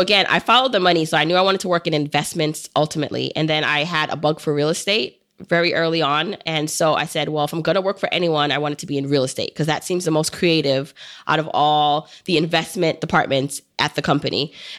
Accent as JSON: {"language": "English", "town": "New York City", "region": "New York", "country": "United States", "tie": "born or raised there", "said": "I grew up in Brooklyn"}